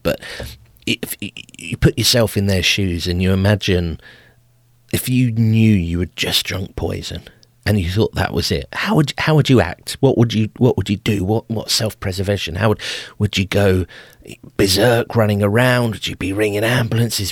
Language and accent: English; England, United Kingdom; I'm an Englishman.